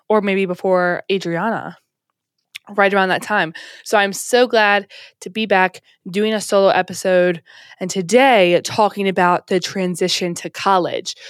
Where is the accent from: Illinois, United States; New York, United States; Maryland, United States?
Maryland, United States; moved away as an adult; also born or lived in Alabama